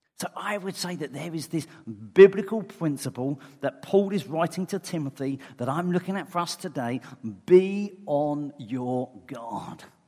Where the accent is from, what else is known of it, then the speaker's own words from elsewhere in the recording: England, United Kingdom; I'm English.